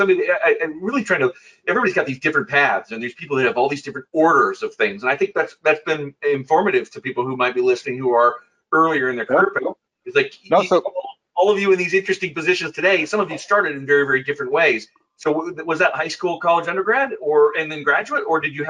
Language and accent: English; United States; growing up in America.